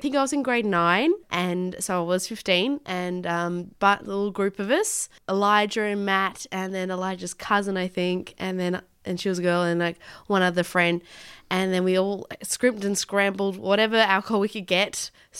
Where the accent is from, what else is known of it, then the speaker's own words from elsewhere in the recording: Tasmania, Australia; I grew up in Tasmania